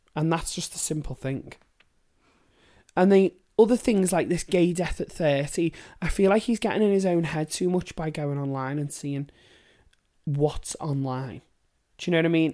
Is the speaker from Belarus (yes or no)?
no; Liverpool, North West England, United Kingdom; I'm from Liverpool